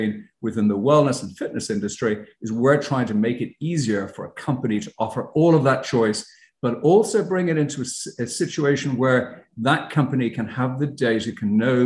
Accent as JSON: {"language": "English", "country": "Ireland", "moved": "as an adult", "lives_now": "United States", "said": "as you could probably tell by my accent, I'm not from the States. I'm originally from Ireland. But when I first came to the States"}